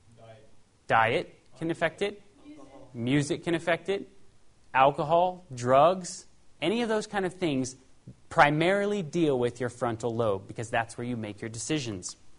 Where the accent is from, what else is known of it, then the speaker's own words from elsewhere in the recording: Paradise, California, United States; also born or lived in Los Angeles, California; I was raised in Paradise, California